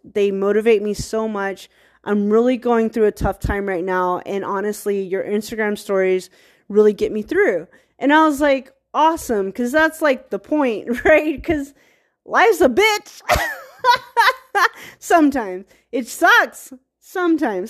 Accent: Virginia, United States; I'm from Virginia

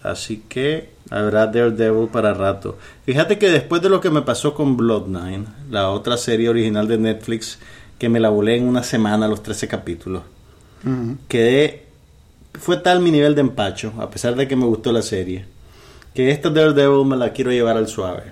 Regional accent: Nicaragua; somos los nicaragüenses

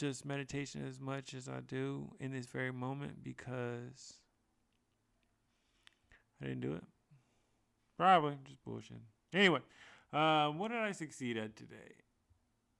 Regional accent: San Francisco, California, United States; being in my hometown at Golden Gate Park

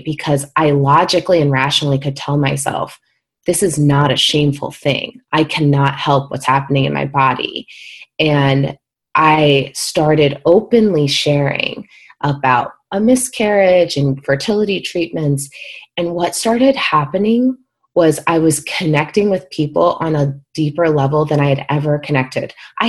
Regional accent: Midwest, United States; And I remember growing up in the Midwest and, you know, a lot of very religious, you know, upbringings, et cetera.

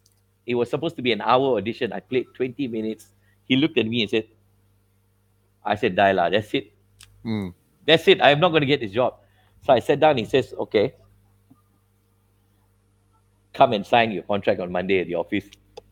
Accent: India; So I come from, you see, I'm an Indian boy.

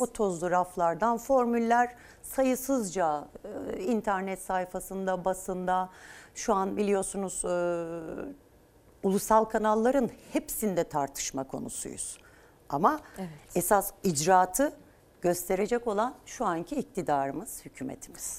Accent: Turkey; Biz Türkiye Cumhuriyeti'nde doğduk. Burası memleketimiz, ülkemiz

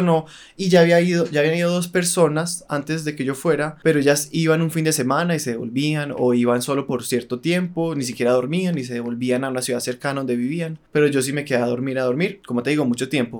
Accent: Colombia; moved away as an adult; uno como colombiano

